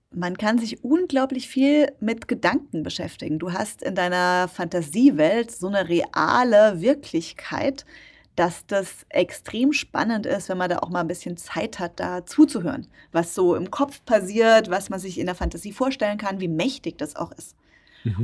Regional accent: Rhineland-Palatinate, Germany; in der Nähe von meinem Heimatort stattfand, in der Pfalz bin ich geboren

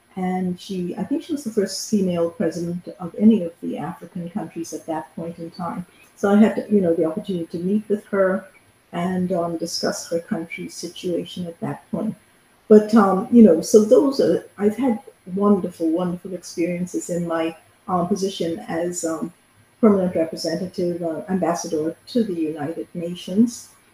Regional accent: Bahamas; first language English; also born or lived in Canada; I'm from the Bahamas, which is where I currently live.

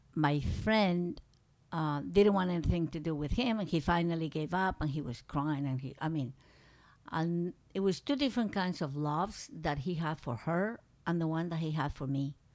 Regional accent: Medellín, Antioquia, Colombia; English is a second language; moved away as an adult; also born or lived in San Félix, Colombia / Manizales, Colombia / New York, United States / Alaska, United States; now in United States; from that little town that I was born, we went back to Manizales, and I was in Manizales until I was, um, like in fifth grade, fourth grade. Then we went to Medellin

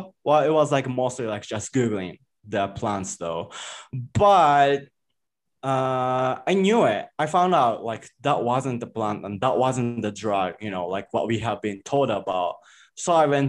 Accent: Japan; English is a second language; moved away as an adult; now in Mexico; I was just born and raised in Japan.

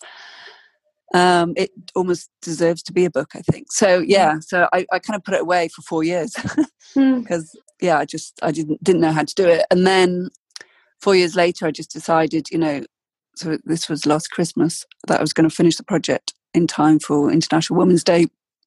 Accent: South Wales, United Kingdom; moved away as an adult; also born or lived in London; now in Oxford, United Kingdom; I was brought up in South Wales

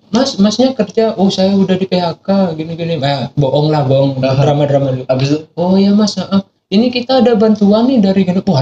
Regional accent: Jember, East Java, Indonesia; accent: Madurese; now in Bali, Indonesia; Enggak, aku dari Jember, Pak.

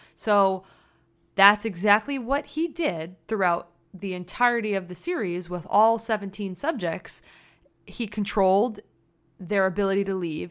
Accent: United States

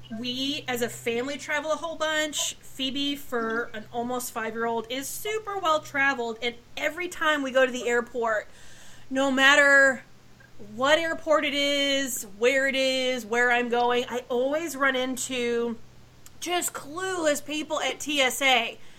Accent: Pacific Northwest, United States; moved away; also born or lived in Texas; I grew up in the Pacific Northwest, lived in Texas

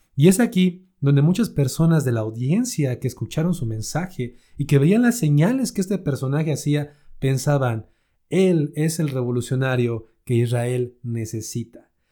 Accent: Mexico; aquí en México, por ejemplo, en mi país

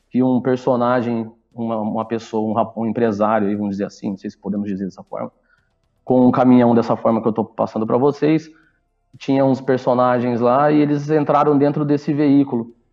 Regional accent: Ribeirão Preto, São Paulo, Brazil; Isso, nós somos de Ribeirão

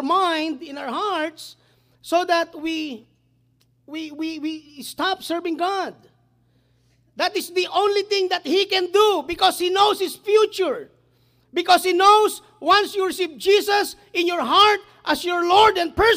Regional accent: Cambodia; English is a second language

